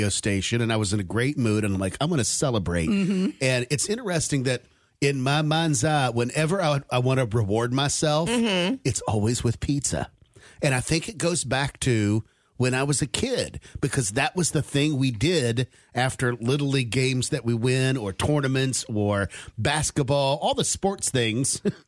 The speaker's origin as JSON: {"language": "English", "region": "West Virginia", "country": "United States", "tie": "born or raised there", "moved": "yes", "said": "growing up in West Virginia"}